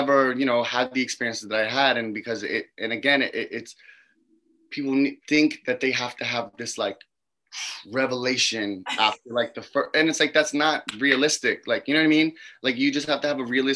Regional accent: New York, United States; as a New Yorker

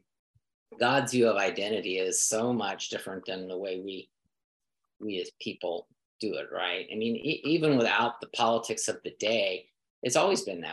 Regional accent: United States; I was born in America. That makes me an American citizen

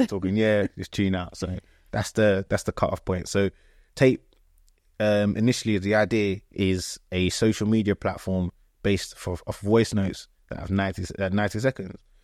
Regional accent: Croydon, London, United Kingdom; also born or lived in Ghana; I grew up in Croydon

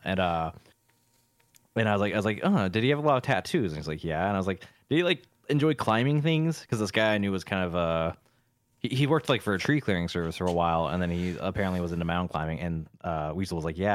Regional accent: Encinitas, California, United States; moved away; Encinitas is, like, basically my hometown

